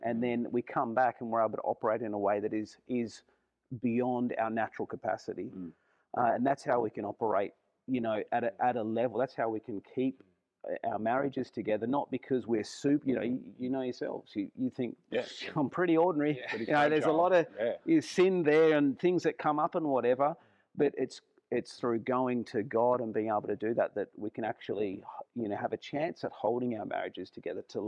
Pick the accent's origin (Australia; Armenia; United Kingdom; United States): Australia; as an Aussie